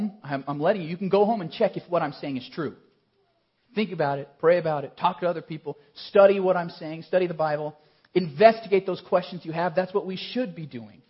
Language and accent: English; Colorado Springs, Colorado, United States; I grew up in Colorado Springs